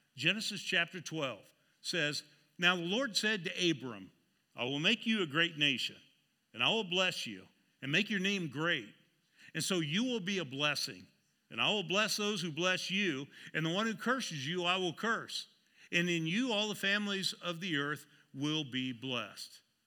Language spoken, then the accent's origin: English; Seneca, Kansas, United States; I was born in Seneca, Kansas